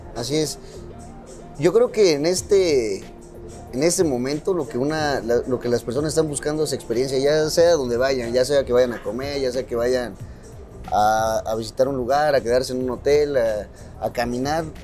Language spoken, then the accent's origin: Spanish; Oaxaca, Mexico; sacar raíces de donde nosotros somos, de Oaxaca